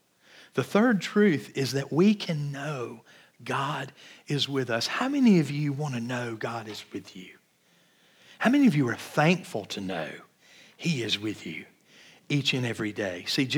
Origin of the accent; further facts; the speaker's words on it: Georgia, United States; I grew up in Georgia near Atlanta and gone to Six Flags dozens of times.